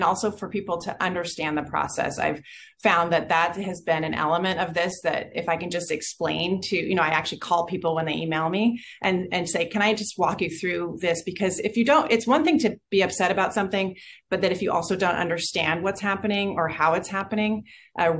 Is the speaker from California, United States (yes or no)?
yes; Goleta, California, United States; I was born in Cottage, even though we lived in Goleta on Sussex Court